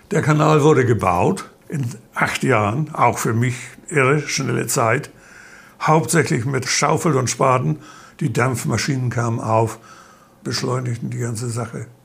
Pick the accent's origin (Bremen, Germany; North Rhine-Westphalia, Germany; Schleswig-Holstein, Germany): Schleswig-Holstein, Germany; In Dithmarschen, wo ich herkomme, nennt man das Dithmarscher bunte Reihe.